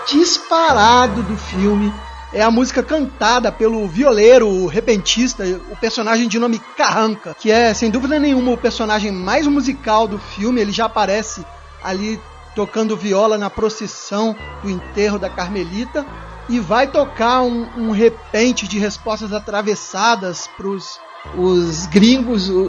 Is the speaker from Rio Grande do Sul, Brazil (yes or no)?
no; Rio de Janeiro, Brazil; Eu sou do Rio.